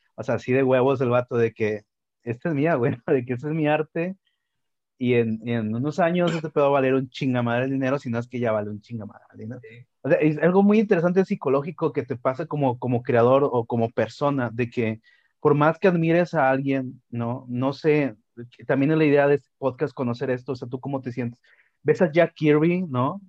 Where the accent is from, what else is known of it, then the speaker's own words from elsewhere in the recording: Monterrey, Nuevo León, Mexico; lo que somos los regiomontanos